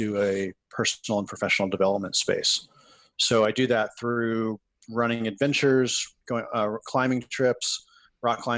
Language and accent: English; Morristown, New Jersey, United States; I grew up in Morristown, New Jersey